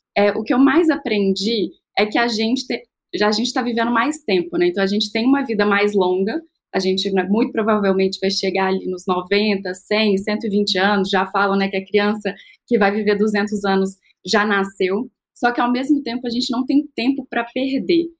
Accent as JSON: {"language": "Portuguese", "region": "Minas Gerais", "country": "Brazil", "said": "eu sou mineira, empreendedora"}